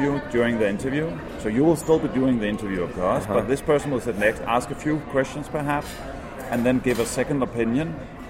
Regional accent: Denmark; I'm from Denmark, Europe

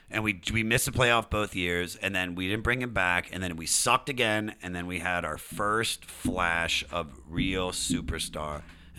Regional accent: Germantown, Maryland, United States; moved away; also born or lived in Baltimore; I lived in Baltimore for a while, but I'm from the D.C. area. I'm from Germantown, so I'm from a suburb of D.C., and so I rep that area, man

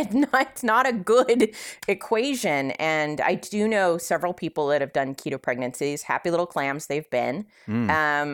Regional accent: California, United States; I'm from California.

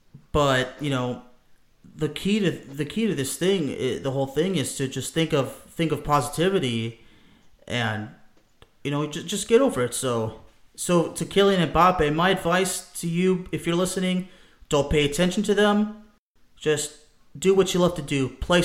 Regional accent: France; born there; I was born in France to immigrants.

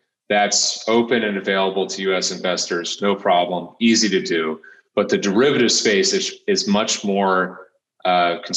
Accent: Charlotte, North Carolina, United States; moved away as an adult; also born or lived in New York; I'm from Charlotte, North Carolina

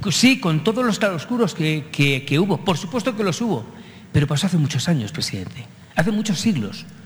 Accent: Spain; now in Mexico

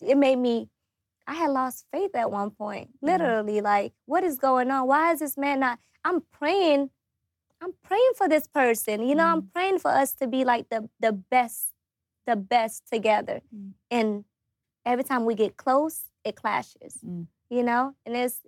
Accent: Atlanta, Georgia, United States; also born or lived in Africa; I came here at a young age. I think I was 10 when I first came here

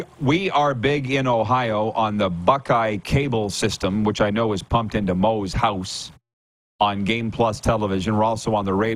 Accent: 7 miles from Lang, Saskatchewan, Canada; from Lang, Saskatchewan, 7 miles from my hometown

